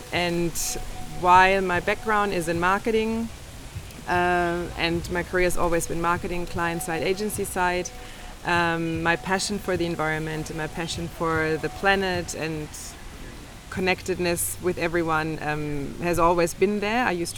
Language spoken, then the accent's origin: English; Berlin, Germany; English is a second language; also born or lived in Australia; now in Tulum, Mexico; Okay, I am originally from Berlin and have also lived probably abroad outside of Berlin for over 20 years. And you might be able to detect from my accent here or there that I spent a long time in Australia, 16 years